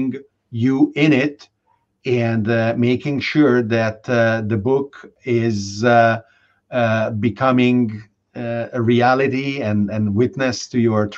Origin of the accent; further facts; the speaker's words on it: Budapest, Hungary; moved away; I grew up in Budapest